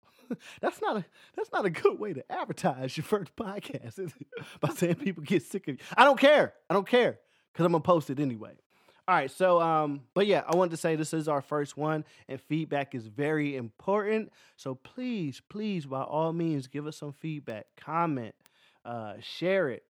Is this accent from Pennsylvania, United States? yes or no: yes; Philadelphia, Pennsylvania, United States; moved away; also born or lived in Louisiana; I'm from Philadelphia.